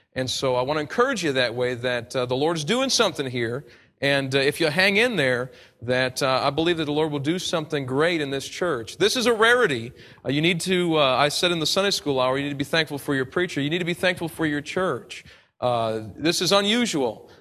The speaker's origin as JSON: {"language": "English", "country": "United States", "accent": "American", "said": "my American accent"}